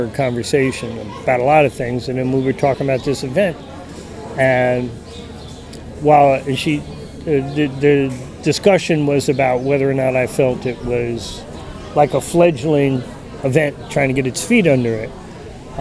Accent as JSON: {"language": "English", "town": "Hicksville", "region": "New York", "country": "United States", "said": "my home state of New York"}